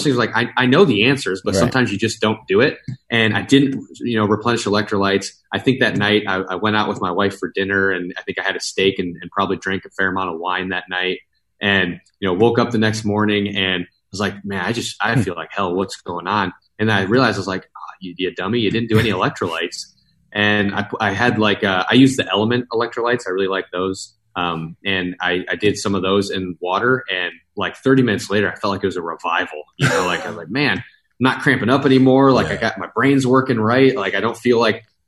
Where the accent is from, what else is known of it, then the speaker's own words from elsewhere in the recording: Midwest, United States; moved away; I'm from the Midwest originally